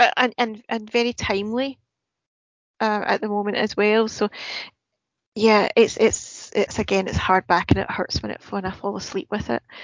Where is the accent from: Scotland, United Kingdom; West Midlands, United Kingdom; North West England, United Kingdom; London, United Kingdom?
Scotland, United Kingdom; Glasgow; growing up in Glasgow